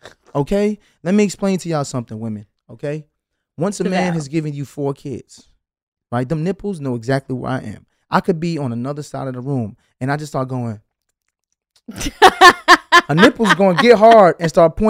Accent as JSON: {"language": "English", "town": "Brooklyn", "region": "New York", "country": "United States", "said": "I'm still from Brooklyn."}